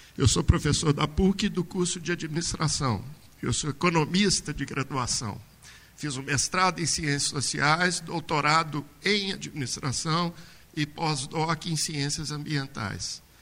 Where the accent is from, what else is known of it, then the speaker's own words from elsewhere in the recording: Brumadinho, Minas Gerais, Brazil; now in Belo Horizonte, Brazil; Eu nasci em BH há 50 anos atrás, porque não tinha hospital em Brumadinho, para um parto mais delicado. Fiquei aqui até os três meses de idade e depois voltei para, Belo, para Brumadinho. E fui, vivi lá até os 15 anos.